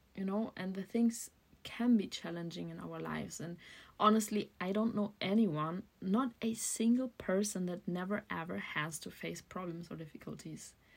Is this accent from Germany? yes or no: yes; Germany; also born or lived in Berlin; I'm from Germany and I'm currently living in Berlin.